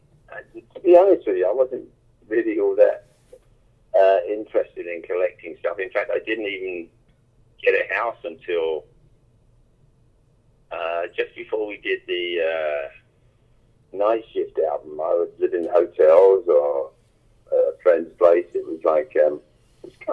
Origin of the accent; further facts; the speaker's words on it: London, United Kingdom; growing up in London